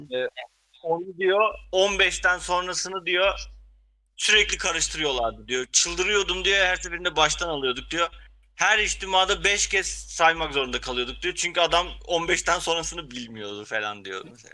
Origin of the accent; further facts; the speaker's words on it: Ardahan, Turkey; bir Ardahanlı olarak e, bizim köyden de ara ara böyle haberler gelir zaten.